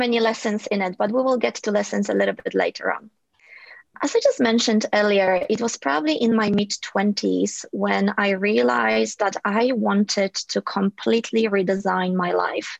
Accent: Poland; also born or lived in Ireland; now in Sydney, Australia; my upbringing had its challenges growing up in Poland

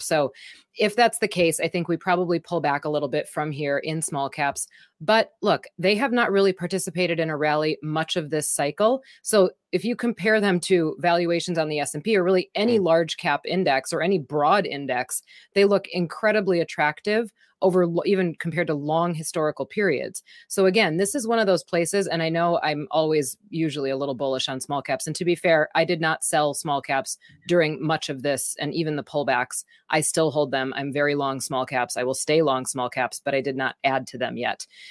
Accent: Wisconsin, United States; I'm from Wisconsin

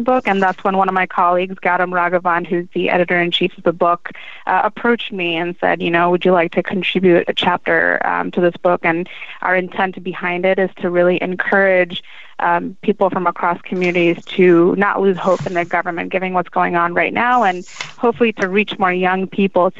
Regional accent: Gaithersburg, Maryland, United States; born and raised in Maryland

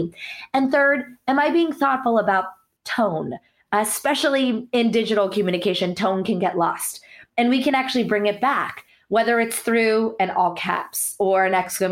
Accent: United States; born or raised there; also born or lived in India

